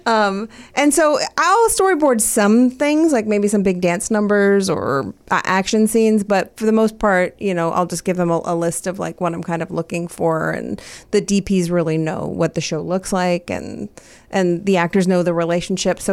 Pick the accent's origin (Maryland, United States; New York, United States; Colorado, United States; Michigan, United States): Maryland, United States; I'm from Maryland